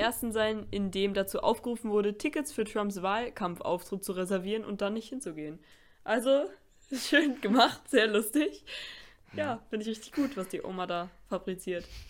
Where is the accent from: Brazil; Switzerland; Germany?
Germany; dass wir hier geboren wurden in Deutschland